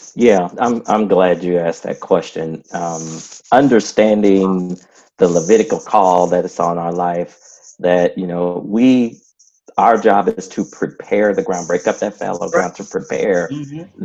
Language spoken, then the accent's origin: English; Flint, Michigan, United States; moved away; also born or lived in Lincoln, Illinois; I was actually born in little people don't know that little town Lincoln, Illinois, but I grew up in Flint, Michigan